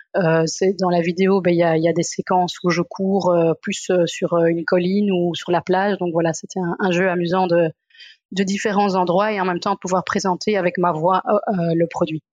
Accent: Brussels, Brussels-Capital Region, Belgium; je viens de Bruxelles

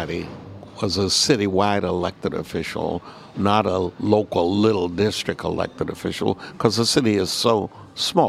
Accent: Texas, United States; moved away as an adult; I immigrated here from Texas after high school

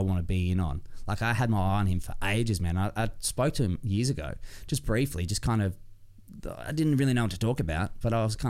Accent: Ballarat, Victoria, Australia; I grew up in Ballarat.

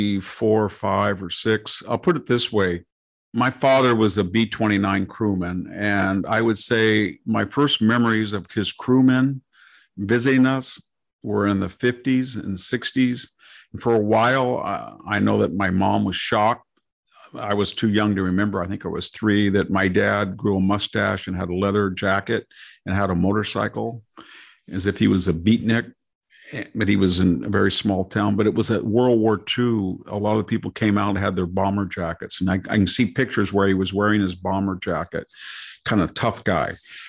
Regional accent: Selma, Alabama, United States; I can remember talking to a guy and I said, well, you know, I was from Selma.

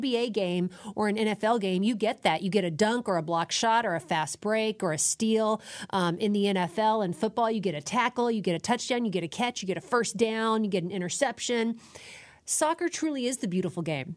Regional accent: Dallas, Texas, United States; I grew up in Dallas

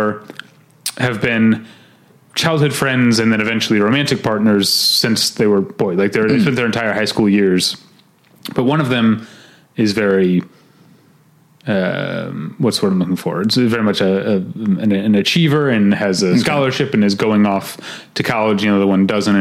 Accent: St. Louis, Midwest, United States; now in Los Angeles, United States; I'm from the Midwest, not from the South

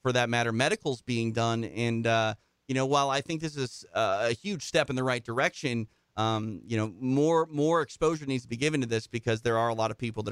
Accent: Midwest, United States; I grew up in the Midwest where mixed martial arts was unregulated

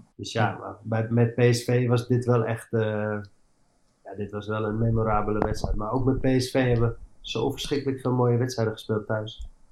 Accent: Amsterdam, North Holland, Netherlands; moved away as an adult; also born or lived in Eindhoven / England; ik ben opgegroeid in Amsterdam, als Amst ik ben Amsterdamse jongens

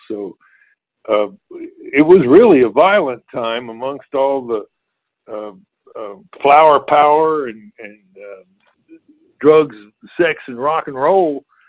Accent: Chattanooga, Tennessee, United States; Well, I lived in North Chattanooga over on Mississippi Avenue. I had eight brothers and sisters, and we had a great swimming team

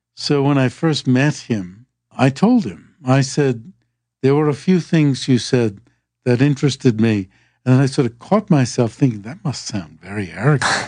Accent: Rhode Island, United States; also born or lived in Vermont; I come from Rhode Island

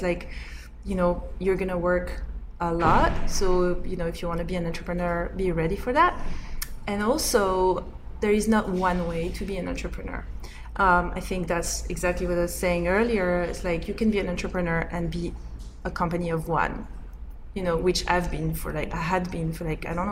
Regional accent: Corsica, France; I grew up in Corsica.

